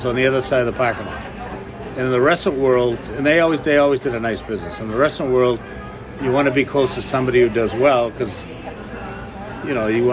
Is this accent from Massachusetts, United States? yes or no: yes; small town west of Boston, Massachusetts, United States; I grew up in Massachusetts, small town west of Boston